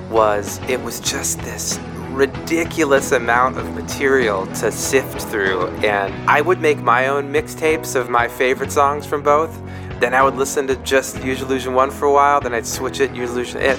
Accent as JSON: {"language": "English", "region": "Minnesota", "country": "United States", "moved": "yes", "lives_now": "California, United States", "said": "I'm from Minnesota."}